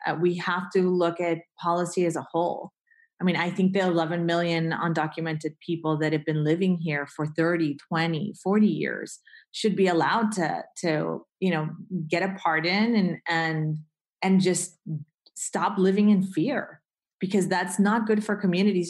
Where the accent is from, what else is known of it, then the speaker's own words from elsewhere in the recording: Colombia; moved away; I grew up in Colombia